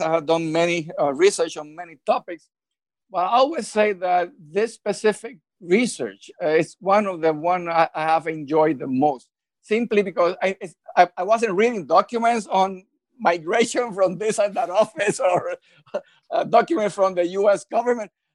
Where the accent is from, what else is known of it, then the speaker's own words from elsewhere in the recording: Puerto Rico; first language Spanish; English is a second language; I was born and raised in Puerto Rico, so Spanish is my uh, uh, uh, original language